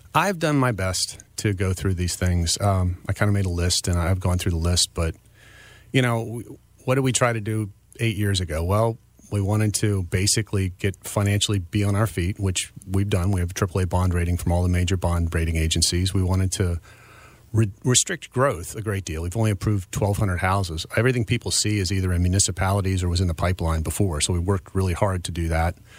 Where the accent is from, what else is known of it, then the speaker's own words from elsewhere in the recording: Frederick County, Maryland, United States; I was born and raised in Frederick County.